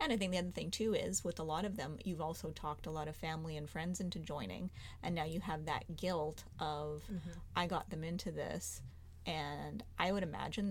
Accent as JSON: {"language": "English", "country": "Canada", "said": "we're Canadian"}